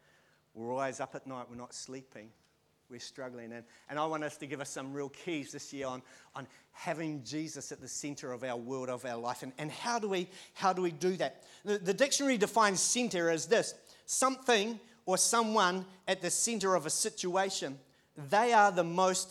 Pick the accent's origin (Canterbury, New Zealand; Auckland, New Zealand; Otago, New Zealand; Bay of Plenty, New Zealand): Canterbury, New Zealand; Christchurch; But I can remember as a five-year-old growing up, I used to live in Christchurch. I was born in Christchurch